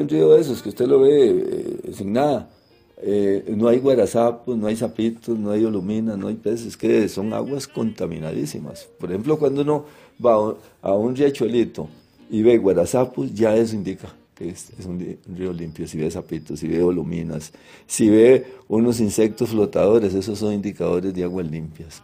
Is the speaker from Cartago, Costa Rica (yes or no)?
yes; Turrialba, Cartago, Costa Rica; yo que soy de Turrialba, yo me bañé en el río Turrialma